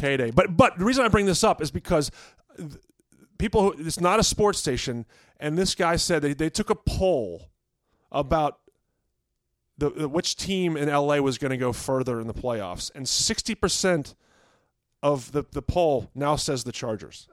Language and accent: English; Virginia, United States; where I grew up in Virginia